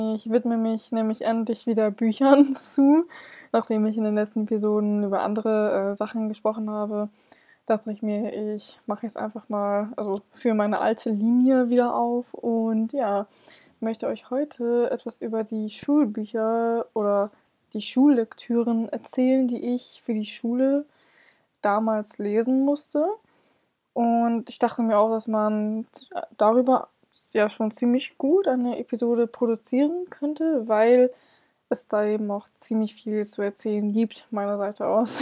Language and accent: German; Hamburg, Germany; ich komme selber aus Hamburg